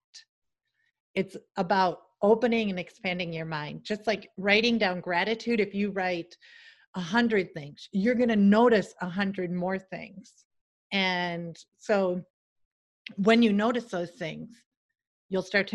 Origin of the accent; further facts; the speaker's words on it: Salem, South Dakota, United States; moved away as an adult; also born or lived in London, United Kingdom / Seattle; my hometown of a population of like less than 1500.